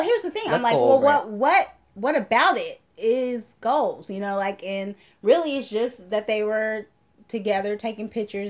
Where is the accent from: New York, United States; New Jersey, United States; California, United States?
California, United States; Oakland; because I'm from Oakland.